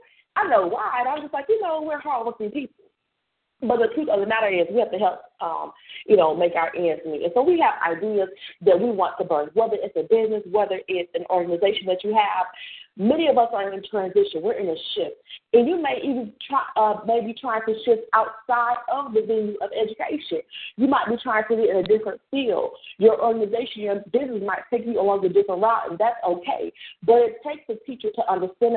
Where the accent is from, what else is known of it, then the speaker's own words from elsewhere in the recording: New York, United States; I'm a New Yorker identified